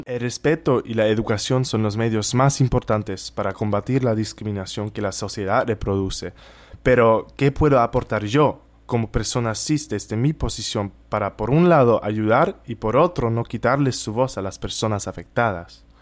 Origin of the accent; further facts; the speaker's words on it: Germany; moved away; soy de Alemania